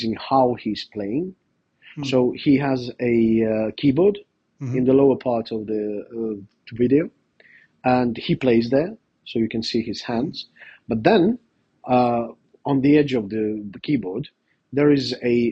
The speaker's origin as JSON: {"language": "English", "country": "Estonia", "tie": "born or raised there", "said": "I was raised in Soviet Union"}